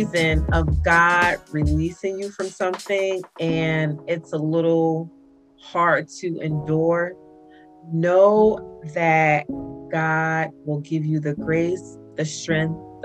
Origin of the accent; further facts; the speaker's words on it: New Jersey, United States; my hometown, New Jersey